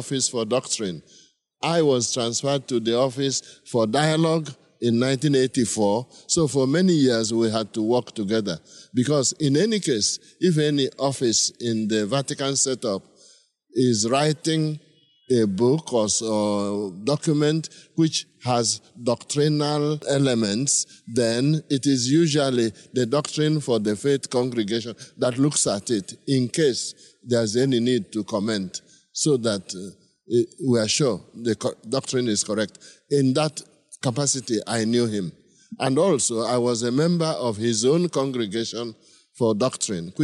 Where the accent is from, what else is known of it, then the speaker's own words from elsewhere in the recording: village in Onitsha Archdiocese, Anambra, Nigeria; I'm from Nigeria, from a village in Onitsha Archdiocese in the south central of Nigeria.